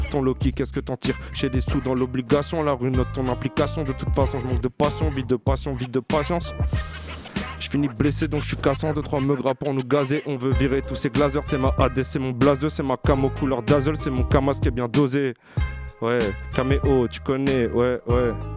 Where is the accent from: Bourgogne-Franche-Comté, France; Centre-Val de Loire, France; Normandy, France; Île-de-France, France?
Île-de-France, France; Hauts-de-Seine; je viens du 92 en général, que ce soit dans le 92 au nord ou au sud.